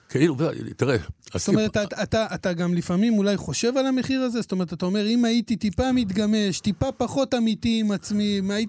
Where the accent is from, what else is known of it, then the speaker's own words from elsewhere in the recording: Hadera, Haifa District, Israel; אני גדלתי בחדרה, עדיין גר בחדרה